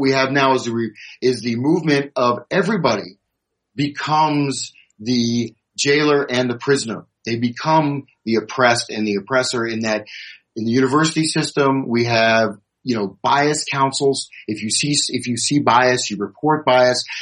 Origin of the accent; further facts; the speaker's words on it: United States; I'm an American.